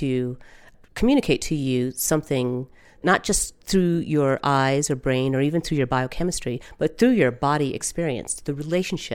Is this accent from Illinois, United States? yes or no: no; Denver, Colorado, United States; I grew up in Denver, and I'm half Puerto Rican, half Creole